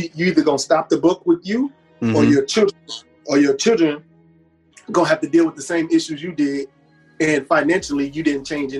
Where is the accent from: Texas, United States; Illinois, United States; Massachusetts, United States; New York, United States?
Texas, United States; Houston; So I'm from Third Ward, man. And I grew up that main intersection, Till Western and Winburn by the Sally store.